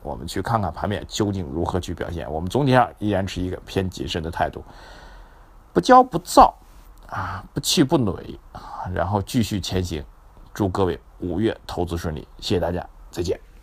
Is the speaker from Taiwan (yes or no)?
no; China; 就是可能会让我们中国人觉得比较晦涩一点